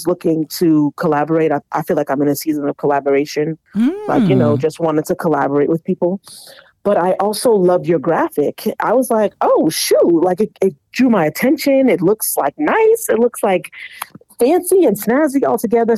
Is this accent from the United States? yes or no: yes; Boston, Massachusetts, United States; I'm from Boston, Mass, youngest of five.